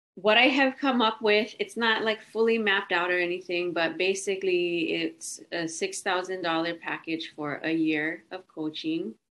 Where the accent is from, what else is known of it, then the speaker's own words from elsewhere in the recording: Hawaii, United States; I'm from Hawaii.